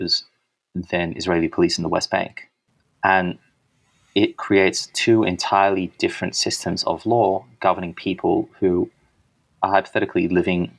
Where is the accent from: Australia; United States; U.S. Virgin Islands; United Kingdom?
Australia; Sydney, New South Wales; Even though I was born in Sydney, I've always lived in Sydney